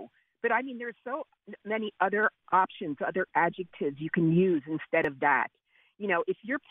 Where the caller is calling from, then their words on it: Pottstown, Pennsylvania, United States; I'm calling from Pottstown.